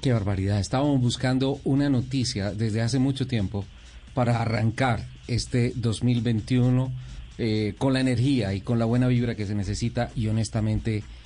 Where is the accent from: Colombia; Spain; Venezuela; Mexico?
Colombia; como colombiano